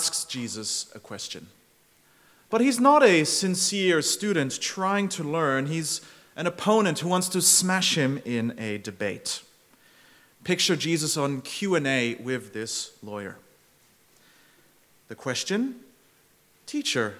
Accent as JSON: {"language": "English", "region": "Zurich", "country": "Switzerland", "tie": "born or raised there", "moved": "as an adult", "lives_now": "Melbourne, Australia", "said": "I grew up in Zurich, and every day on my commute to high school, I would pass by old historic cathedrals"}